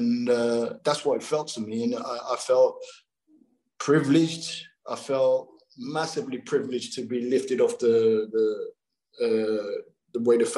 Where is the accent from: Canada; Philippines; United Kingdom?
United Kingdom; London; being the Londoner from the big city and all